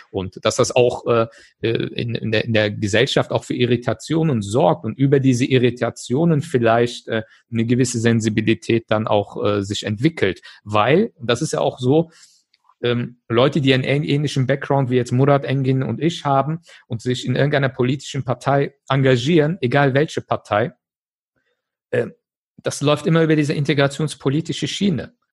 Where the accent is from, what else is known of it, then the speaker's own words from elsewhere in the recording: Germany; Ich bin in Deutschland geboren, aufgewachsen.